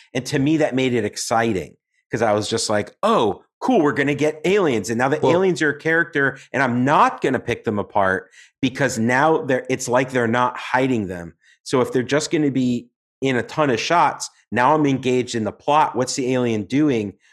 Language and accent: English; New York, United States; as a New Yorker